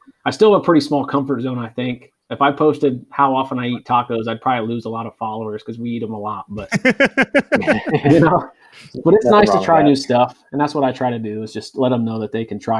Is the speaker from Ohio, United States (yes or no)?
yes; Ohio, United States; moved away as an adult; also born or lived in Missouri; grew up kind of in an outdoors family. Born and raised in Ohio